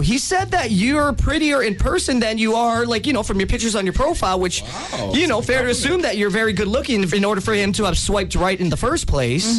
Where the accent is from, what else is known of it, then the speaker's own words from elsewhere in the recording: Hawaii, United States; I'm Hawaiian from both, my mom's a quarter, my dad's a quarter makes me a quarter.